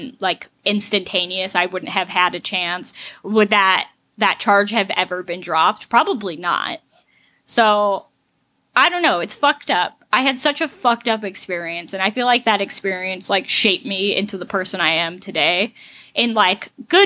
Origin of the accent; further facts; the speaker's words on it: Pahrump, Nevada, United States; moved away; I grew up in Pahrump, which is bigger than Laughlin